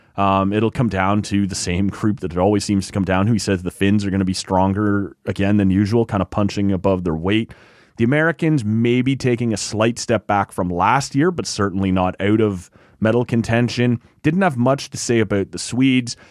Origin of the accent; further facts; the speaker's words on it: Oshawa, Ontario, Canada; I grew up in Oshawa